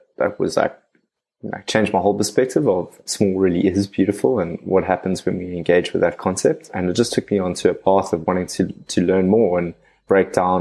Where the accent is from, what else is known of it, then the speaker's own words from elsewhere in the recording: Cape Town, Western Cape, South Africa; born and raised out of Cape Town